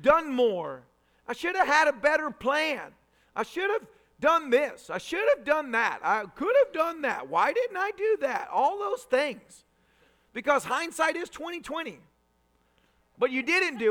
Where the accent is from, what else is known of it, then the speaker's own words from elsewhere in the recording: Tennessee, United States; I was raised a redneck in Tennessee